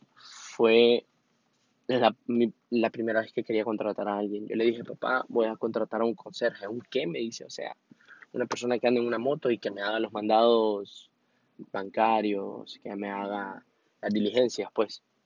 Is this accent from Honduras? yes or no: yes; Honduras; yo soy de Honduras